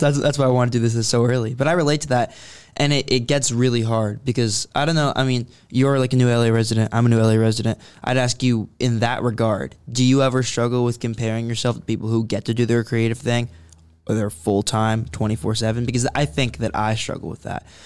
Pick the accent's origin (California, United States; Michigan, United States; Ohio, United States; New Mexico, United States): California, United States; Concord; I grew up in Concord